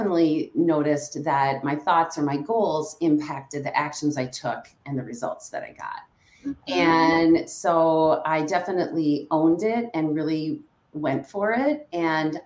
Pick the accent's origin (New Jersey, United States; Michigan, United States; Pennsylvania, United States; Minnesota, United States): Minnesota, United States; Stillwater; moved away as an adult; now in Hudson, United States; I grew up in Stillwater, Minnesota